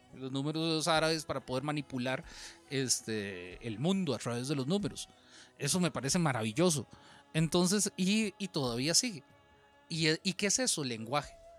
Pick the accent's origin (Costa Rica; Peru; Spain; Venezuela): Costa Rica; Alajuela; accent: costarricense; en, Alajuela, si bien hablamos, eh, hablamos como nuestro acento bien costarricense, también tenemos partes del lenguaje que solo se utilizan en Alajuela.